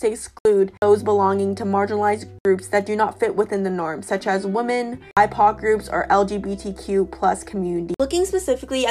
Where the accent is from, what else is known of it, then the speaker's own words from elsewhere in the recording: Northwest Territories, Canada; now in Toronto, Canada; born and raised in the Northwest Territories